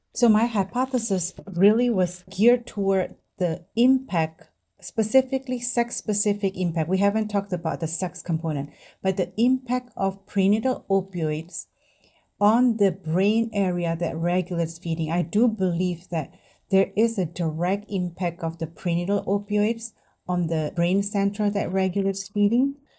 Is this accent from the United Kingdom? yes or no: no; Indonesia; now in United States; I grew up in Indonesia